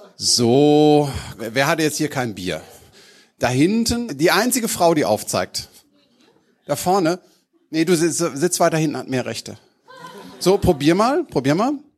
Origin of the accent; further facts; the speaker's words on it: Düsseldorf, North Rhine-Westphalia, Germany; accent: Rhenish; Als Düsseldorfer